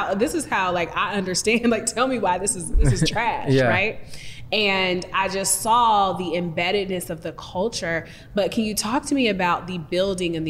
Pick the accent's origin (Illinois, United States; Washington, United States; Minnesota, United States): Washington, United States; Seattle; I'm from Seattle